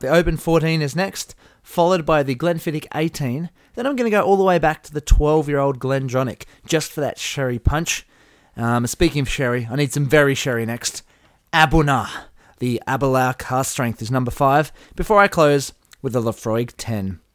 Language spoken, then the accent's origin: English; Burnie, Tasmania, Australia; We're from Burnie